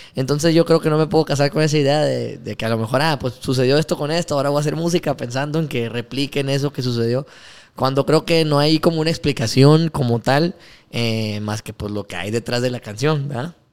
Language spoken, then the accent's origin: Spanish; Ciudad Obregón, Sonora, Mexico; Nosotros decimos somos de Obregón